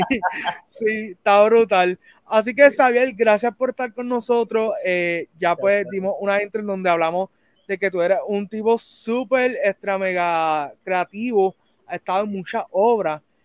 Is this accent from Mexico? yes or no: no; Puerto Rico; uno como puertorriqueño